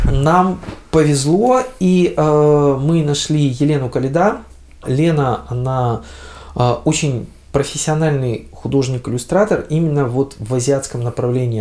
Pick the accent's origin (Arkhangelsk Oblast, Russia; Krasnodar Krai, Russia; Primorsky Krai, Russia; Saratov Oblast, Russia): Primorsky Krai, Russia; Vladivostok; А мы коренные владивостокчане, дальневосточники, то есть приморчане